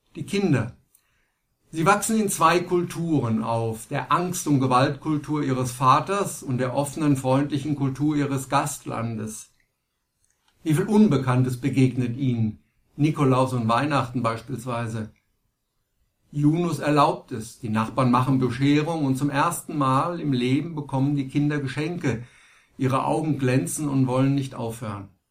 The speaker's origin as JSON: {"language": "German", "country": "Germany", "said": "bei uns in Deutschland"}